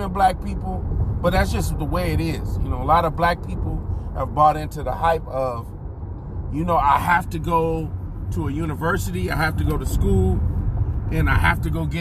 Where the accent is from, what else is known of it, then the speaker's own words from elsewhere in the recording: Inglewood, California, United States; people from Inglewood, we say we from Inglewood. We don't really say we're from Los Angeles